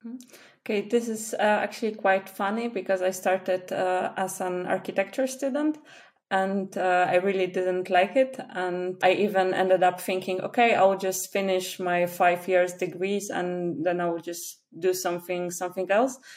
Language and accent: English; Poland; first language Polish; English is a second language; I'm from Poland.